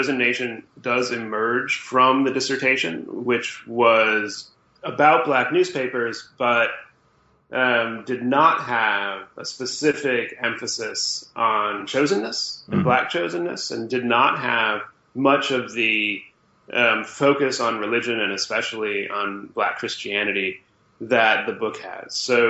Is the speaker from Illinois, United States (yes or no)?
yes; Illinois, United States; Well, I'm a Midwesterner being raised, I suppose. I grew up outside Chicago